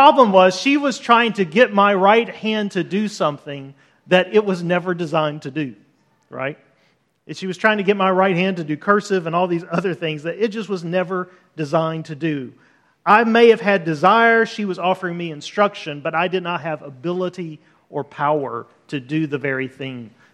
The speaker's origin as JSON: {"language": "English", "town": "Birmingham", "region": "Alabama", "country": "United States", "tie": "born or raised there", "also_born_or_lived": "Los Angeles, California", "moved": "as an adult", "said": "I grew up in Birmingham, Alabama"}